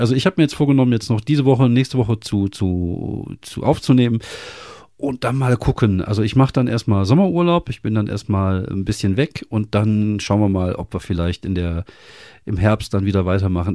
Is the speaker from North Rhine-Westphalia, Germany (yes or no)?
yes; Wuppertal, North Rhine-Westphalia, Germany; ich komme aus Wuppertal